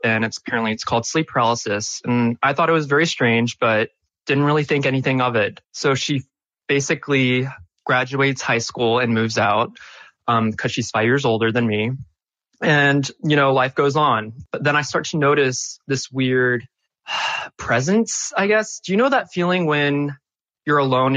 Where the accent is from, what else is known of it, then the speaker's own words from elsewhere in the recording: Charleston, South Carolina, United States; I was born and raised in Charleston, South Carolina.